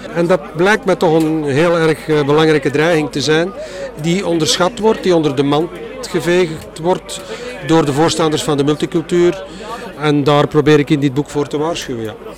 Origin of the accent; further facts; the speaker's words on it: Flanders, Belgium; als Vlaming